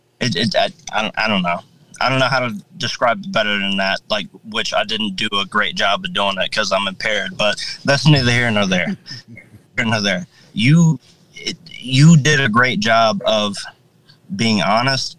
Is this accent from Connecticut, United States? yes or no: no; Ohio, United States; moved away; I'm going back to Ohio, like in my hometown